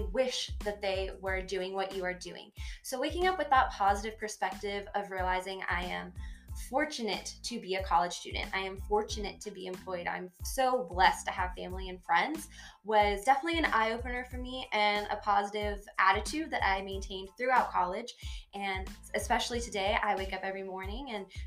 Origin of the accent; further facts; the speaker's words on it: the Panhandle of Florida, United States; moved away as an adult; now in Clovis, United States; I'm originally from the Panhandle of Florida, born and raised.